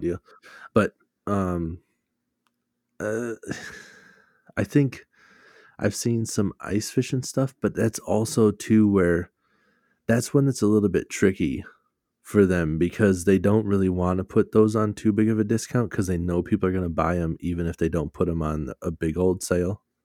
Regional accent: Minnesota, United States; we're from Minnesota

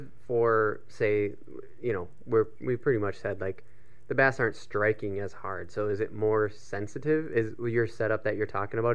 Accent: Minnesota, United States; we're from Minnesota.

